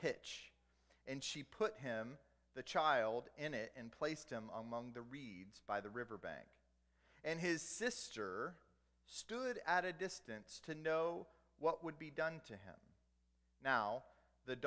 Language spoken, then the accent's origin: English; the South, United States; I grew up in the South